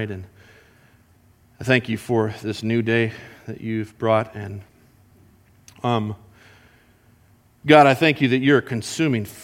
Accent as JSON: {"language": "English", "country": "Colombia", "tie": "born or raised there", "said": "And I grew up with Jason in Columbia. You know, in Columbia is something that we used to do together. We'd build forts in the mountains."}